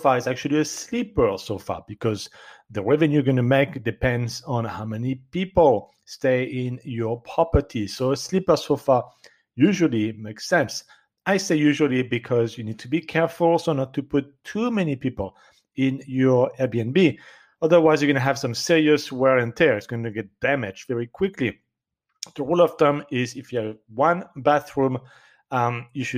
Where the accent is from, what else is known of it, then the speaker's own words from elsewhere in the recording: France; accent: French; English is a second language; my French accent.